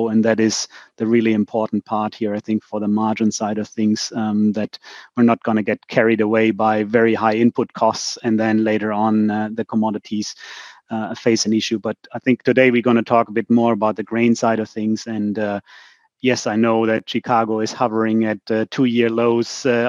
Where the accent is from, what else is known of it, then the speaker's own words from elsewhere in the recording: Germany; our roads in Germany